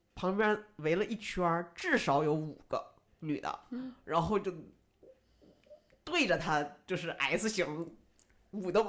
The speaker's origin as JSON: {"language": "Chinese", "region": "Northeast China", "country": "China", "moved": "yes", "said": "我是东北人，我在离开东北之前"}